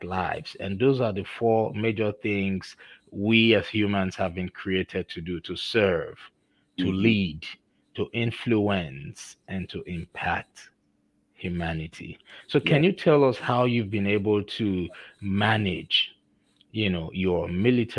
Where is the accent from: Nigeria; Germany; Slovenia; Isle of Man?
Nigeria; accent: Nigerian; moved away; You know, I'm originally from Nigeria, so I still have my Nigerian diction and accent in me.